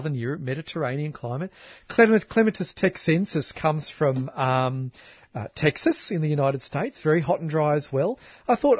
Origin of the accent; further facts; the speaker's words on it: Canberra, Australian Capital Territory, Australia; I grew up in Canberra.